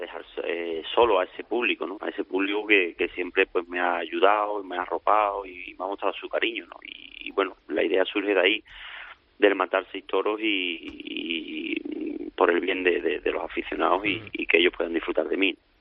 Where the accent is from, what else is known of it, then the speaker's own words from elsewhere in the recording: La Puebla del Río, Andalusia, Spain; con tres meses de edad pues nos vinimos a su casa de, de la Puebla a vivir y durante 12 años